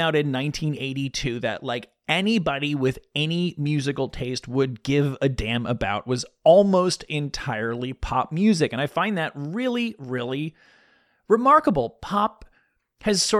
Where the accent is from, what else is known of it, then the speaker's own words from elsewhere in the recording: the New York area, United States; When I was a kid, I grew up in the New York area